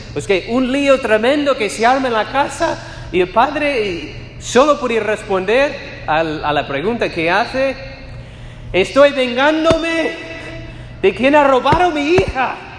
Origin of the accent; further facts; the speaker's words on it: United States; Spanish is a second language; moved away as an adult; also born or lived in Spain; soy de los Estados Unidos